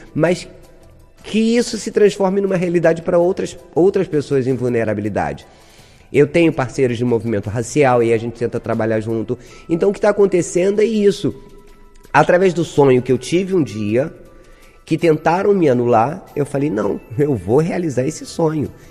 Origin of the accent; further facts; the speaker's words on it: Brazil; Na Zona Oeste, sou de Vasconcelos, sou moradora de Vasconcelos